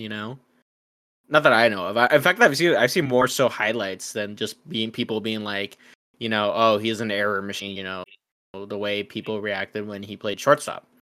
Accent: Mexico; we're both from Mexico

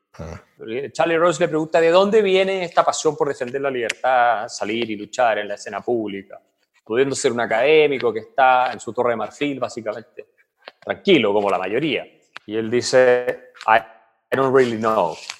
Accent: Villarrica, Araucanía, Chile; moved away; also born or lived in Santiago, Chile / Heidelberg, Germany; yo crecí en Villarrica, llegué a Santiago

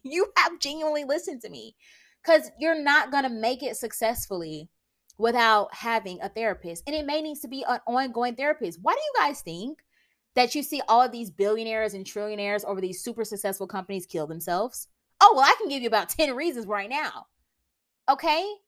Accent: United States; I'm American

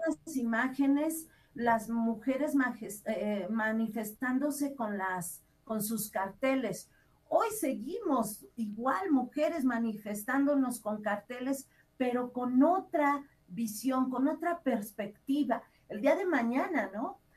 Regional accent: Mexico; nosotros como mexicanos

